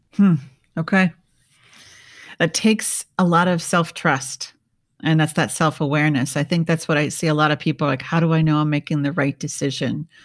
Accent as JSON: {"language": "English", "region": "Minnesota", "country": "United States", "tie": "born or raised there", "said": "I grew up in Minnesota"}